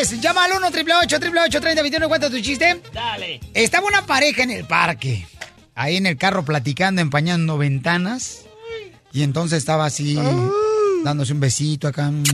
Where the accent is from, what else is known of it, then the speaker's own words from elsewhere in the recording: Ocotlán, Jalisco, Mexico; soy de Ocotlán, Jalisco